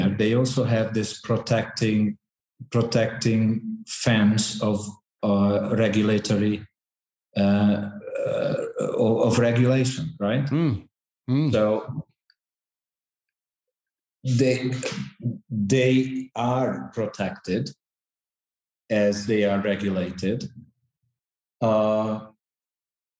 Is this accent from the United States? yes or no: no; Hungary; now in Santiago; my home country, Hungary.